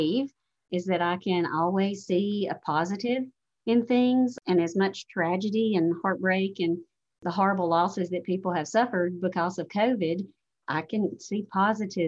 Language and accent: English; Alabama, United States; I grew up in a rural area in Alabama, which I'm sure you never would have guessed from the accent that I'm from Alabama.